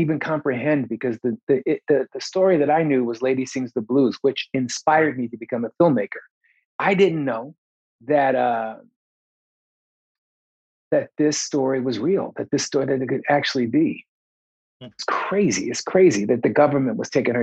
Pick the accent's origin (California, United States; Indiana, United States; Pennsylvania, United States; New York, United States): Pennsylvania, United States; Philadelphia; I'm from West Philly